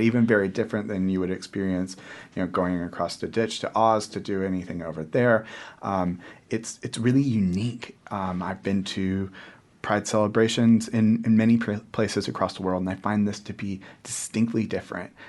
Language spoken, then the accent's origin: English; just north of San Francisco, California, United States; moved away as an adult; now in Wellington, New Zealand; I grew up in California, so we're, we're fairly liberal. Um, we're fairly open. I'm from just north of San Francisco, you know, Greater North Bay.